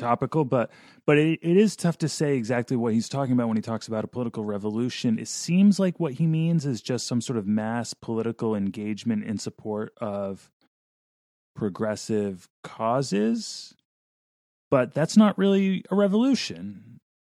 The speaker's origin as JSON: {"language": "English", "region": "Vermont", "country": "United States", "tie": "born or raised there", "said": "I grew up in Vermont"}